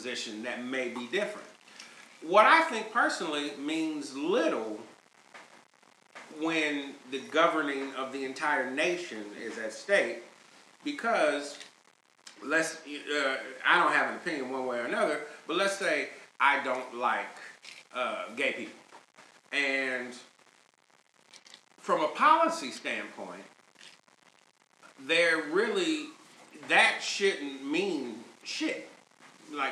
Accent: Chicago, Illinois, United States; I'm from Chicago

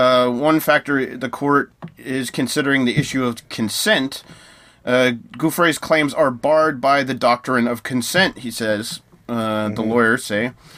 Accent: United States; as an American

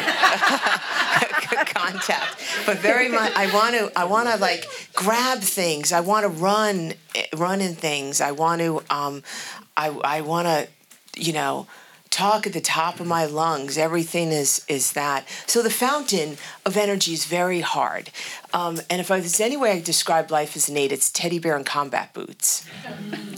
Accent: New York City, New York, United States; I grew up in New York City and I was born in the Bronx.

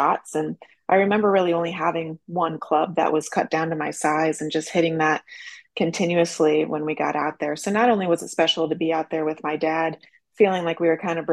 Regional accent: St. Louis, Missouri, United States; moved away as an adult; also born or lived in Florida; now in California, United States; I grew up in St. Louis, Missouri, and was introduced to the game when I was 7 years of age

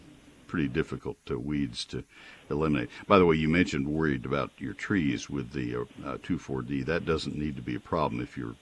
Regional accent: College Station, Texas, United States; I grew up in College Station, so I know the weeds of my home county

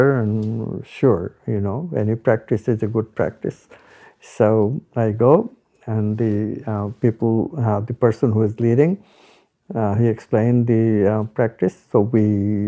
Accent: India; I'm Indian

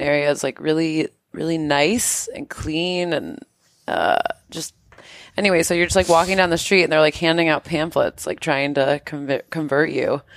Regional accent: New York, United States; moved away; I'm from New York

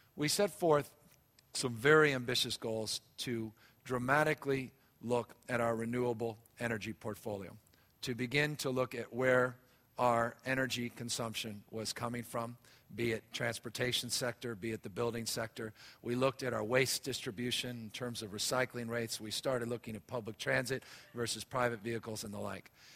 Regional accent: San Francisco, California, United States; I was raised out here in San Francisco

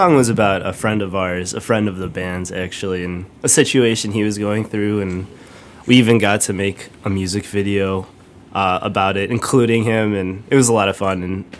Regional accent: Schaumburg, Illinois, United States; I grew up in the suburbs right outside Chicago. I grew up in Chicago, Schaumburg. I'm still in Schaumburg.

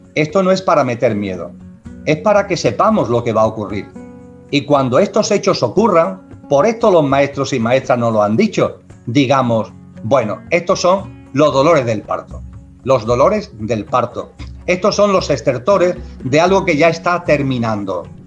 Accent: Andalusia, Spain; soy andaluz

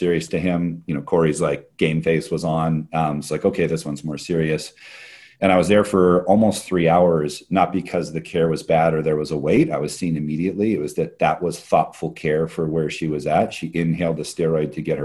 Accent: Hawaii, United States; also born or lived in Bay Area; now in Portland, United States; my wife and I are both born and raised in Hawaii

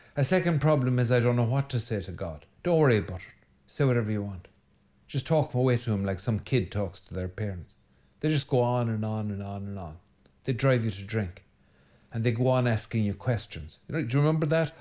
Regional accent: Ireland; every good Irish boy, I grew up on an unrestrained diet of Enid Blyton

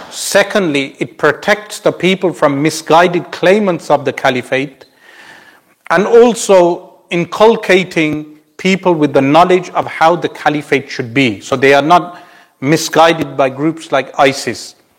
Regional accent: United Kingdom; for us as Muslims, uh, meaning across the globe, uh, and especially as British Muslims

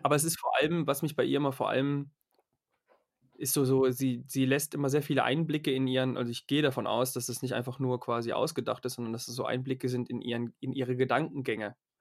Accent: Germany; als Deutscher.

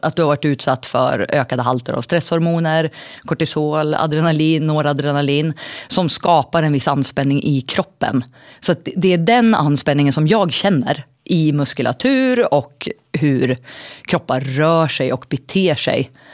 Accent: Surahammar, Västmanland, Sweden; now in Västerås, Sweden; Jag är en liten tjej från Surahammar från början

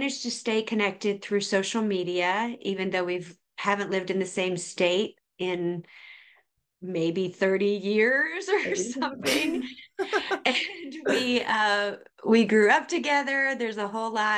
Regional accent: Boiling Springs, South Carolina, United States; also born or lived in Charleston, South Carolina; I grew up in Boiling Springs, South Carolina.

